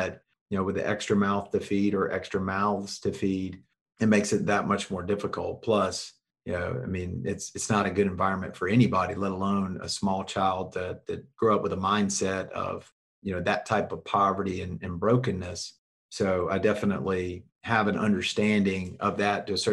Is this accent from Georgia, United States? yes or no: yes; Jonesboro, Georgia, United States; moved away as an adult; now in Alabama, United States; I'm also from Georgia and grew up south of Atlanta in Jonesboro, Georgia